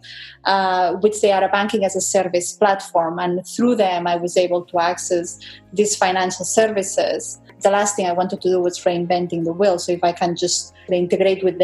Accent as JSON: {"language": "English", "country": "Spain", "tie": "born or raised there", "moved": "yes", "said": "I grew up in Spain, and my dad there, he was running a company"}